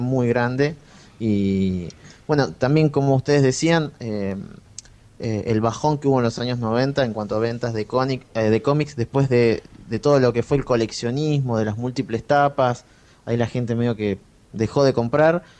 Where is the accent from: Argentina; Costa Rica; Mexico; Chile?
Argentina; soy argentino